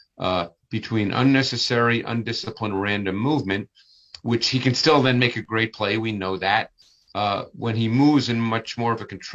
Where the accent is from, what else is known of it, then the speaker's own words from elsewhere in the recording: Northeast, United States; I grew up in the Northeast